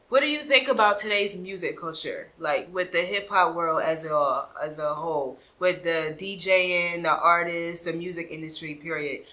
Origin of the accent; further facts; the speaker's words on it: Philadelphia, Pennsylvania, United States; now in Atlanta, United States; I'm from Philadelphia, and I migrated here, so I am not from Atlanta, but I am a Georgia peach